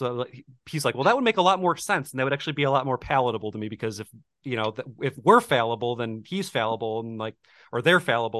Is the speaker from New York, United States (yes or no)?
yes; Buffalo, New York, United States; growing up in Buffalo, like I went to a Lutheran church also.